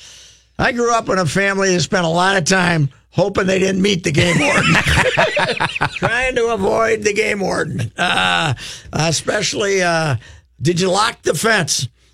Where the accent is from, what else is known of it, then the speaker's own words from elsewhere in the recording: Minnesota, United States; I grew up in Southwest Minnesota. I'm not exactly a hockey guy.